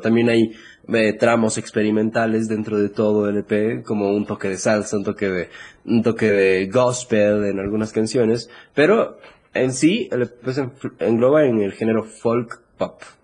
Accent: Ecuador; aquí en mi país

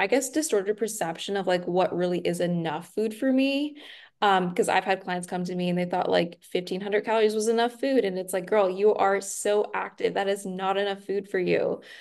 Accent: Nashville, Tennessee, United States; now in Austin, United States; I'm originally from Nashville, but living in Texas

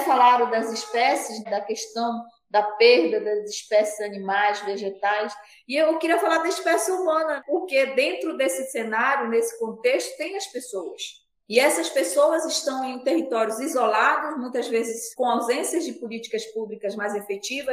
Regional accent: Pará, Brazil; now in Manaus, Brazil; eu moro em Manaus, no Amazonas, desde 2004, mas eu nasci no Pará, numa comunidade quilombola, 40 quilômetros de Santarém.

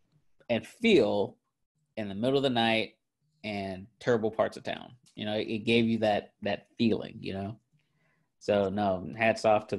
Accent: California, United States; we're from California

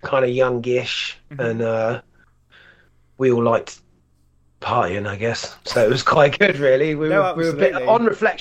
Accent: Isle of Wight, South East England, United Kingdom; moved away; I grew up on the Isle of Wight

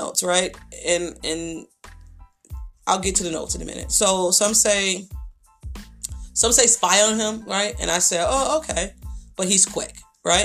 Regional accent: Buffalo, New York, United States; I'm from Buffalo, New York

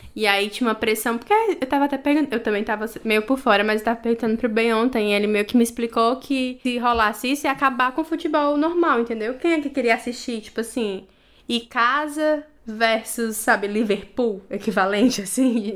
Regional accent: Brazil; moved away as an adult; now in England, United Kingdom; eu sou brasileira

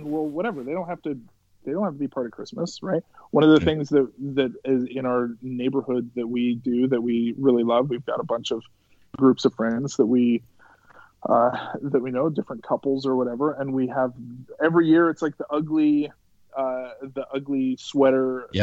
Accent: Lethbridge, Alberta, Canada; I grew up just outside of Lethbridge

